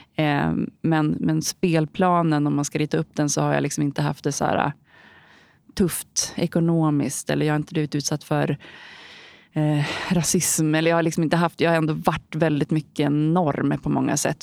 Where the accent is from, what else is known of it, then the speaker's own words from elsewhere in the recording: Holmsund, Västerbotten County, Sweden; also born or lived in Umeå; Jag kommer från Holmsund. Det är ett litet samhälle utanför Umeå i Västerbotten där jag bodde fram tills dagen efter jag gick ut nian